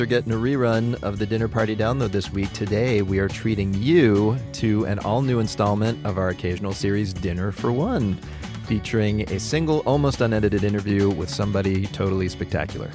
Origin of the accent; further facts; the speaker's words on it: Pittsburgh, Pennsylvania, United States; my hometown of Pittsburgh